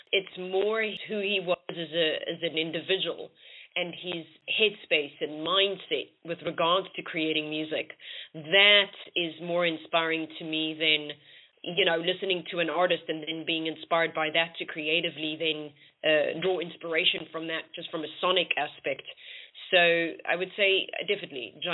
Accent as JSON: {"language": "English", "country": "South Africa", "moved": "as an adult", "lives_now": "London, United Kingdom", "said": "I am originally from South Africa and I moved to London about six years ago."}